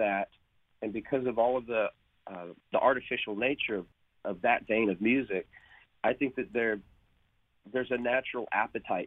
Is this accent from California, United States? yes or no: yes; Long Beach, California, United States; moved away as an adult; now in Nashville, United States; I come from Long Beach. I'm from Long Beach